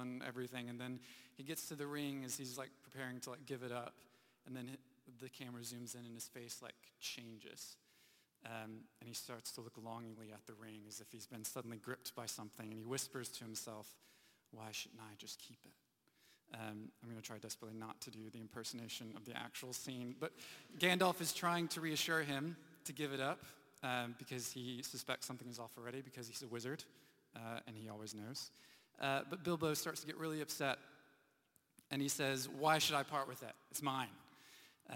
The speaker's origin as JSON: {"language": "English", "country": "United States", "tie": "born or raised there", "moved": "yes", "said": "growing up in the U.S., living through some hurricanes"}